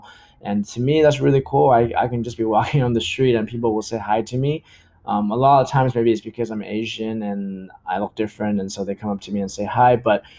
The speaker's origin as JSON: {"language": "English", "country": "Colombia", "moved": "yes", "said": "I came from Colombia and I was just kind of starting to pick up my Spanish."}